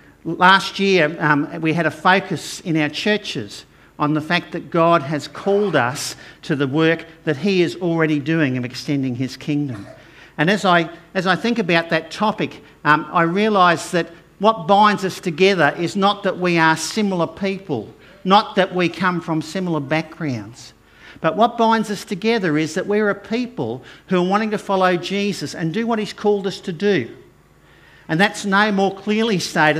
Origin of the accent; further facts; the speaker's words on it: Brisbane, Queensland, Australia; I grew up over in Acacia Ridge and Inala areas